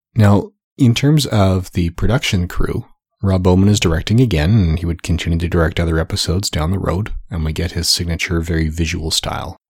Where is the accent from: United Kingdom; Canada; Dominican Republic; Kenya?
Canada; as a Canadian myself